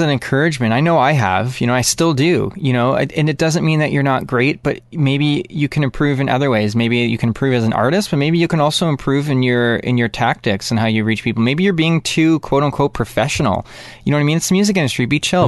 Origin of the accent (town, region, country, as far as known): Canada